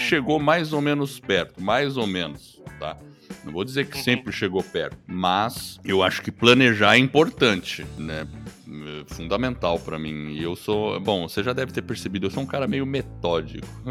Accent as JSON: {"language": "Portuguese", "region": "São Paulo", "country": "Brazil", "tie": "born or raised there", "also_born_or_lived": "New Haven, Connecticut, United States", "moved": "yes", "lives_now": "Curitiba, Brazil", "said": "Eu sou paulista de criação, cresci lá no, no Brooklyn, em São Paulo"}